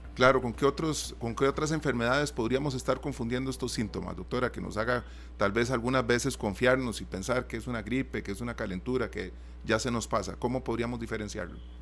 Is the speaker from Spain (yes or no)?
no; Costa Rica; nosotros como costarricenses